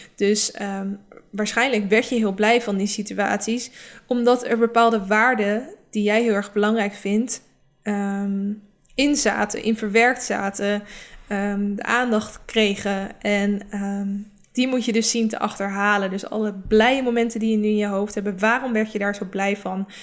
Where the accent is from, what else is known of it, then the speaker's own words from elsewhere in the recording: Rotterdam, South Holland, Netherlands; mijn omgeving was ook heel erg, waar ik vandaan kom, is heel erg van niet lullen, maar poetsen. Het is ook echt een beetje omgeving in Rotterdam.